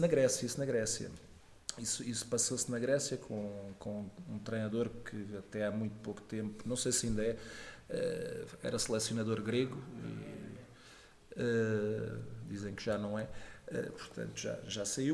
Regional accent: Faro, Algarve, Portugal; also born or lived in Lisbon; acabei por ir nascer a Lisboa, mas passado três dias já estava no Algarve e, portanto, Algarve de Gema

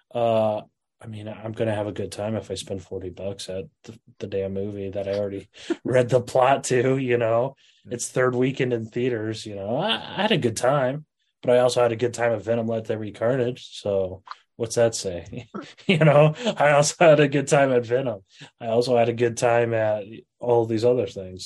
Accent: Iowa, United States; I'm from Iowa

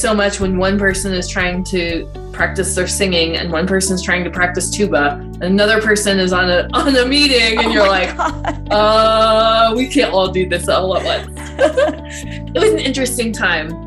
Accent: Denver, Colorado, United States; moved away as an adult; also born or lived in San Antonio, Texas; now in Colorado Springs, United States; I am from Denver, Colorado

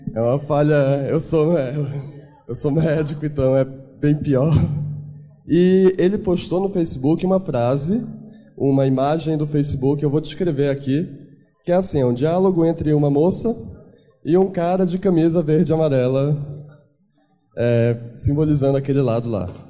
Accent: Belém, Pará, Brazil; eu sou de Belém do Pará, longe pra caramba

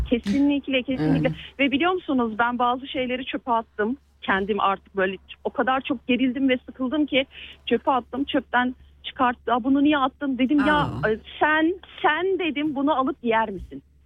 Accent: Turkey; moved away; Türkiye'min memleketimin, canım memleketimin

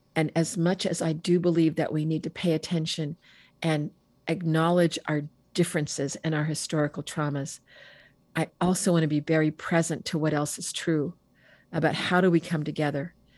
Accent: Bay Area, California, United States; I grew up in the Bay Area

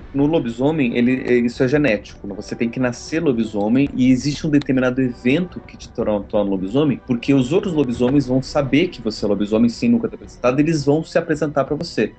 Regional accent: Brazil; eu sou brasileiro

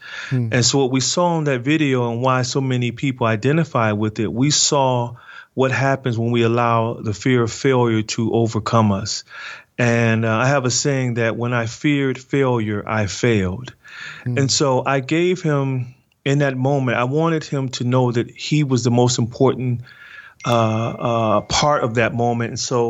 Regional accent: Detroit, Michigan, United States; what I've experienced growing up in Detroit without a father

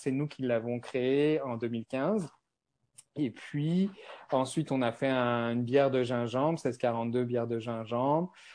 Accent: France; accent: French (from France); moved away as an adult; now in Montreal, Canada; j'ai un accent français. Donc moi, je suis, euh, je suis à Montréal depuis plus de 13 ans

